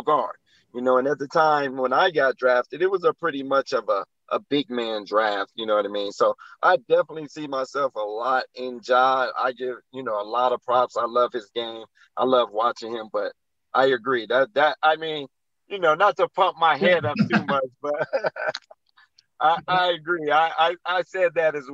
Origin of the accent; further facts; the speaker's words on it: Chicago, Illinois, United States; Growing up in Chicago